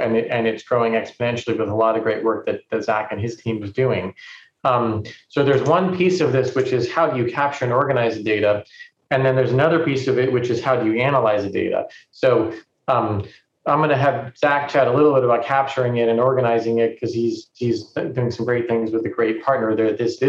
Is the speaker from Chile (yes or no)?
no; California, United States; But, you know, I come from Silicon Valley.